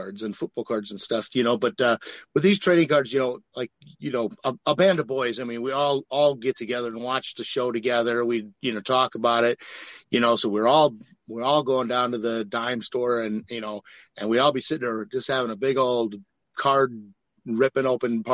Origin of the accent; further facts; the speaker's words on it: Milwaukee, Wisconsin, United States; growing up in Milwaukee like I did